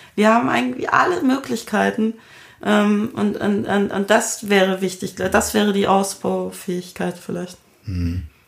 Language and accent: German; Munich, Bavaria, Germany; Ich bin in München aufgewachsen